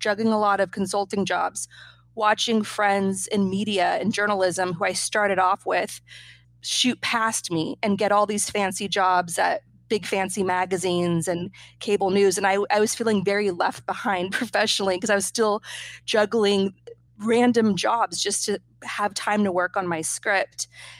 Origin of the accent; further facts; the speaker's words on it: California, United States; Growing up in Northern California, my grandfather, who lived through Stalin's genocide famine in Ukraine, was the world to me.